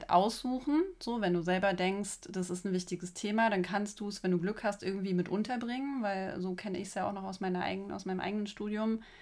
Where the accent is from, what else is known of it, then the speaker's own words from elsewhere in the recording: East Germany, Germany; Also ich bin ja auch aus dem Osten.